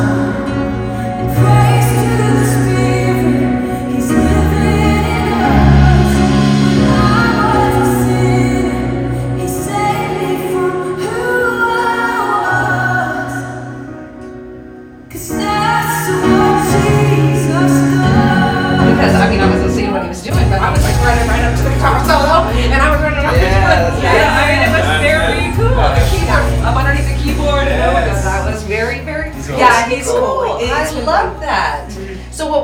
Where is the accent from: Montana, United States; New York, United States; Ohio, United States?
Montana, United States; I grew up in Montana and there's no trees